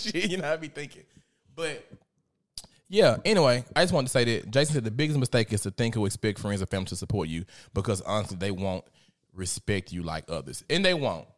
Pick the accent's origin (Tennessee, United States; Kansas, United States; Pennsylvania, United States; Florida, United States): Tennessee, United States; Memphis; I'm from Memphis